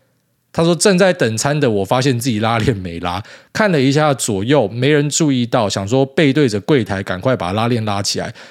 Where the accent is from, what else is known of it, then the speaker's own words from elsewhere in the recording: Taiwan; moved away as an adult; 居留证回台湾申请我妻小的临时签证，然后再继续轮回。那另外我分享护照的心得，比起拿非欧盟护照的同事们，台湾护照真的是屌打